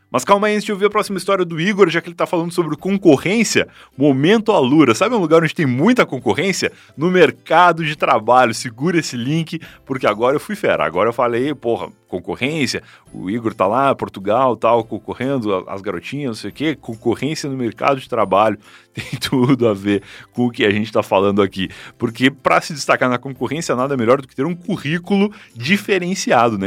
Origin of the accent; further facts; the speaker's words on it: Rio Grande do Sul, Brazil; also born or lived in Osasco; sou do Rio Grande do Sul